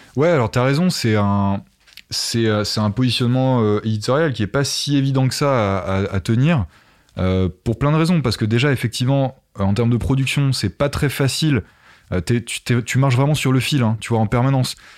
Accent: Essonne, Île-de-France, France; also born or lived in Paris; je suis né dans, dans l'Essonne, voilà, une petite, petit département au sud de Paris, euh, à la campagne

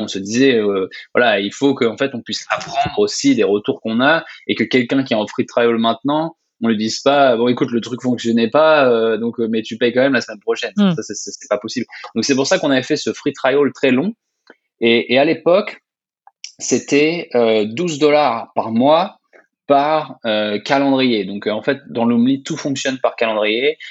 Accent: Orléans, Centre-Val de Loire, France; also born or lived in Grenoble / Ottawa, Canada; je suis français, je, suis né à Orléans

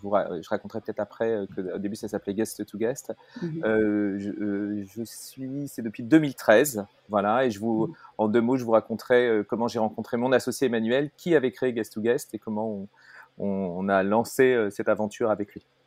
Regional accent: Paris, Île-de-France, France; also born or lived in Brittany; je suis donc euh, bah, euh, parisien, même si de cœur je suis breton

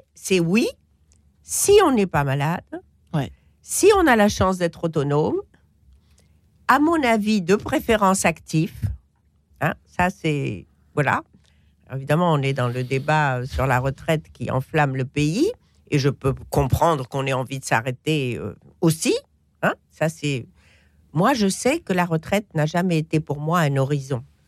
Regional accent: Morocco; moi je suis marocaine

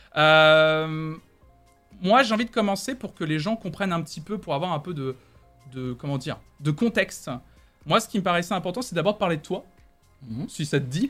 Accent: Tours, Centre-Val de Loire, France; moved away as an adult; now in Nantes, France; quand je suis arrivé de Tours, ouais, ce que je lui disais que j'étais que j'étais tourangeau

